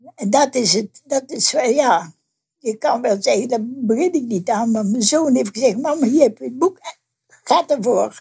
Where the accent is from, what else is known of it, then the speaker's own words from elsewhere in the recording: North Brabant, Netherlands; moved away as an adult; now in Geleen, Netherlands; Ik kom uit Brabant, ja. Maar in mijn dorp in Westwijk hadden ze ook een Karmelietenklooster